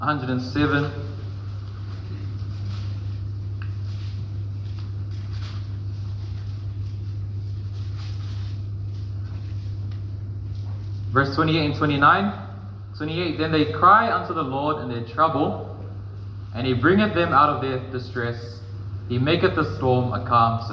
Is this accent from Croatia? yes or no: no; Auckland, New Zealand; also born or lived in Wellington / South Island; I was born in Auckland, Waitake Hospital